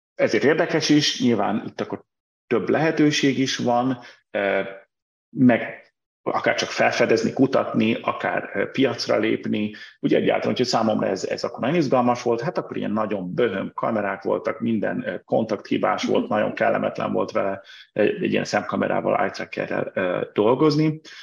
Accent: Budapest, Hungary; moved away as an adult; also born or lived in Brussels; Budapestről, tehát 83-ban születtem Budapesten, és mind a két fel a családnak budapesti, ami nekem aztán tényleg teljesen budapesti vétesz, tehát ahogy kérdezik, és szoktam mondani born and raised

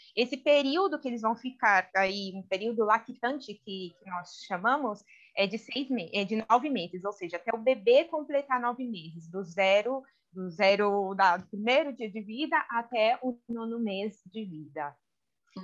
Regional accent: Brazil; accent: Brazilian; now in Spain; meu sotaque brasileiro

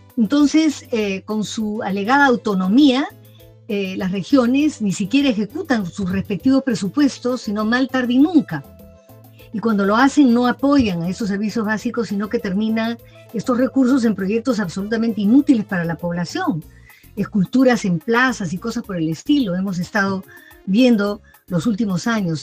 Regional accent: Peru; como peruanos

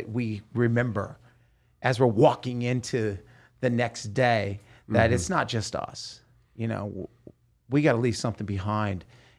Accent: Salem, Oregon, United States; also born or lived in Hollywood; now in Las Vegas, United States; I'm from Salem, Oregon

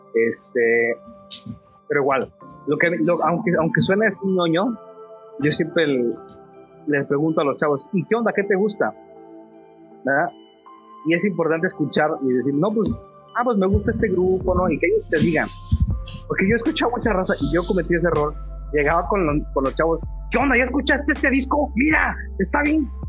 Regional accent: Mexico City, Mexico; moved away as an adult; also born or lived in Torreón; now in Matamoros, Mexico; yo soy chilango

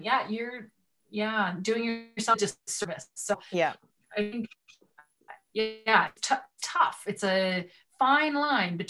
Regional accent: Edmonton, Alberta, Canada; I grew up in the Edmonton area.

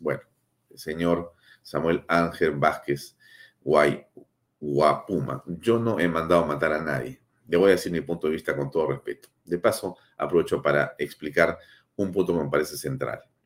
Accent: Peru; mi país

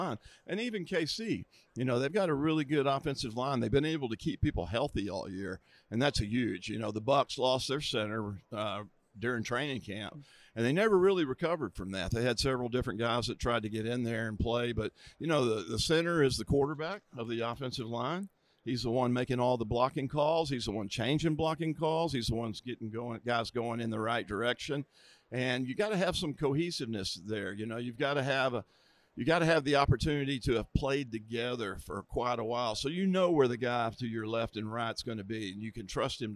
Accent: Texas, United States; He came from pretty close to where we raised our kids. And even Mahomes is from my hometown. So both quarterbacks we have Texas connections

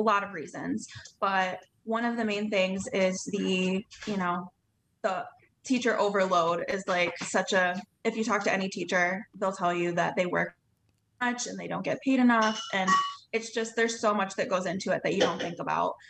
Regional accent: Ludington, Michigan, United States; I'm from Ludington, Michigan

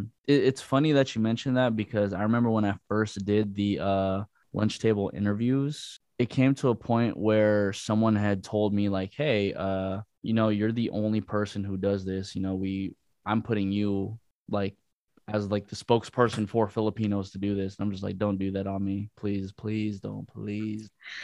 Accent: Bay Area, California, United States; now in Los Angeles, United States

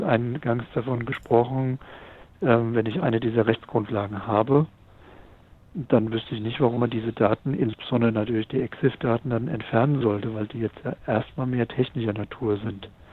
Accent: Mainz, Rhineland-Palatinate, Germany; ich komme ja aus Mainz, in der Fastnachtshochburg.

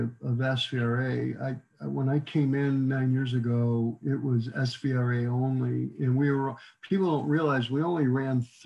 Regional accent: near Watkins Glen, New York, United States; now in Texas, United States; I grew up near Watkins Glen

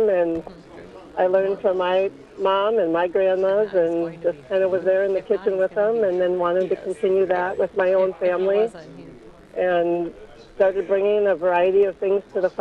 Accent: Delano, Minnesota, United States; Delano's my hometown

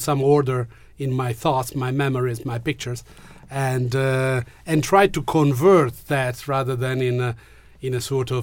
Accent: Genoa, Liguria, Italy; English is a second language; I'm from Genoa

